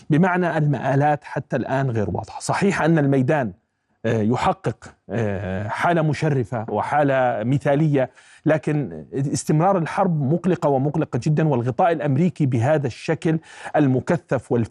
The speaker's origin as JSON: {"language": "Arabic", "country": "Palestine", "said": "بيننا نحن كفلسطينيين والاسرائيلي"}